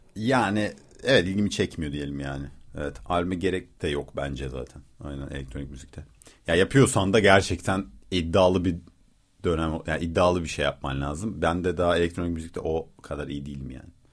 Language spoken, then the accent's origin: Turkish; Rize, Rize Province, Turkey; Ben Rizeliyim